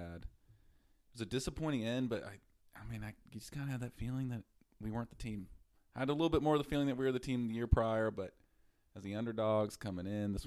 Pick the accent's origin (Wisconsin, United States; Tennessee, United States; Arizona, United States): Tennessee, United States; Nashville; also born or lived in Brentwood; I'm also from Nashville. I'm a Brentwood man